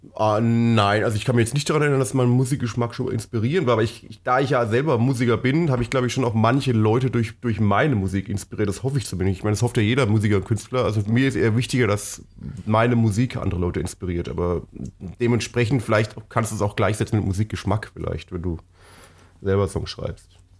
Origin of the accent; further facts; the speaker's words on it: Franconia, Bavaria, Germany; bei uns ist ja, ist ja sehr, äh, war ja sehr fränkisch geprägt, wo ich aufgewachsen bin